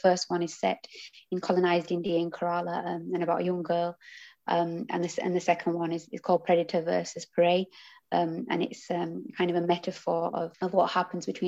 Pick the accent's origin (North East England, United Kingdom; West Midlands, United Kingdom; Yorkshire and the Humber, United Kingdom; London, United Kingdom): Yorkshire and the Humber, United Kingdom; Huddersfield; I'm from Huddersfield, and I live in a townhouse